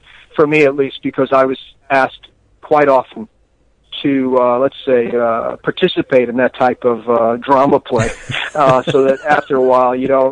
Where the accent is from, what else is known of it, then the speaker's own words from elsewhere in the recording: New York City, New York, United States; moved away as an adult; also born or lived in West Coast; I'm originally from the East Coast, mm-hmm. you know, and of New York City.